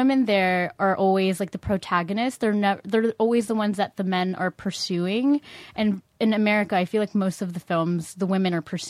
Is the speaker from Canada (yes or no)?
no; Philippines; I'm from the Philippines.